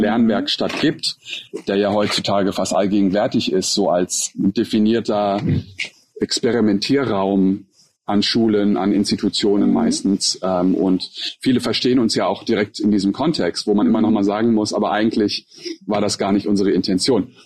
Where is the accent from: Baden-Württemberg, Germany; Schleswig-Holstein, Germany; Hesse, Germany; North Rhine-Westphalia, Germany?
Hesse, Germany; also born or lived in Turkey / Kuala Lumpur, Malaysia; in der Nähe von meiner Heimat in Hessen